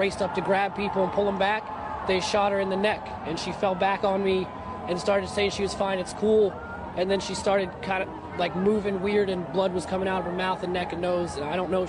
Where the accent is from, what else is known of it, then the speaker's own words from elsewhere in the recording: New Jersey, United States; from New Jersey.